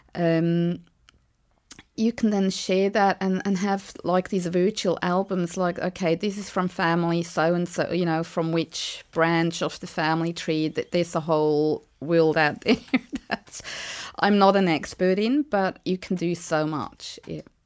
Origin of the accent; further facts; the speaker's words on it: Switzerland; moved away as an adult; now in Eltham, Australia; I'm from Switzerland